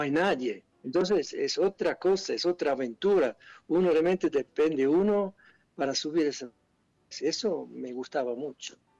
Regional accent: Switzerland; Spanish is a second language; moved away as an adult; now in Argentina; yo soy de Suiza, quizá por eso suena un poco raro

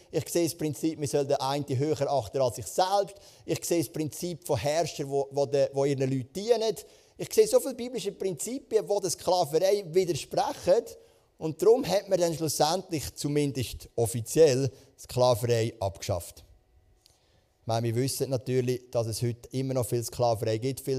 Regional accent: Switzerland; Das ist ja auch eine Art so ein König bei uns in der Schweiz, oder?

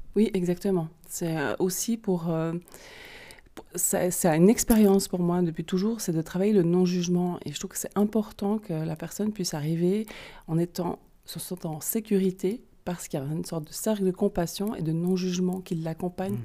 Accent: Vaud, Switzerland; accent: vaudois; mon super accent vaudois

